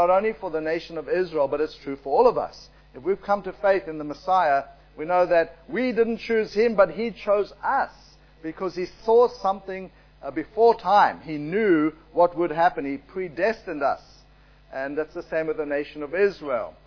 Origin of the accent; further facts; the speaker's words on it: South Africa; I was born in South Africa. My parents were born there.